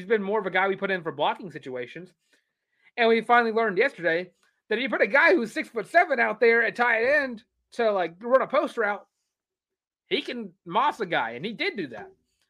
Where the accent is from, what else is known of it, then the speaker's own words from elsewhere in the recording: Alabama, United States; I'm from Alabama, so some of my family is Bama fans.